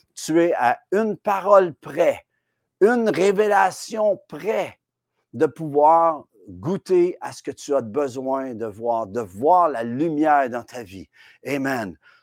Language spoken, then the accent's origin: French; Quebec, Canada; chez nous, au Québec